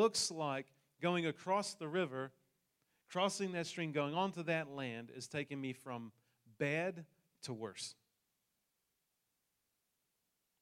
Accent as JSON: {"language": "English", "country": "New Zealand", "moved": "yes", "said": "I come from New Zealand, hence the accent"}